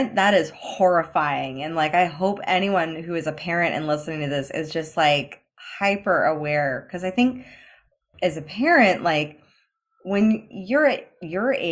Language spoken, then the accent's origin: English; United States; I'm American, so I come from a different country